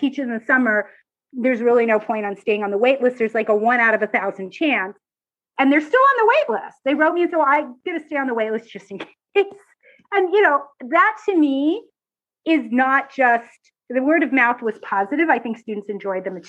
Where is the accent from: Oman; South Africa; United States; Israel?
Israel; I'm Israeli